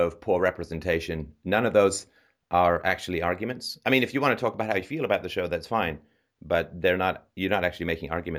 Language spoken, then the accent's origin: English; United Kingdom; I'm British